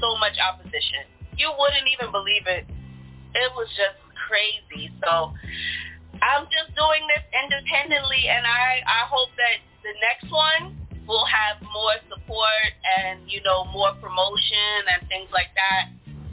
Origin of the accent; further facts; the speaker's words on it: New York City, New York, United States; Get on the two buses, go all the way across Brooklyn, get to Crown Heights